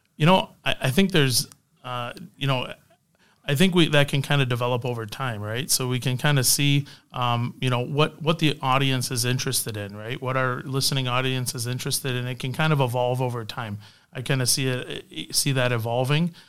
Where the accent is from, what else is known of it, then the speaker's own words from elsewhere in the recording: Canada; moved away; also born or lived in Windsor, Canada; I'm Canadian